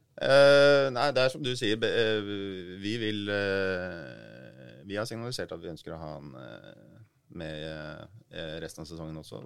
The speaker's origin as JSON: {"language": "Norwegian", "region": "Oslo", "country": "Norway", "said": "jeg er jo fra Groruddalen sjøl"}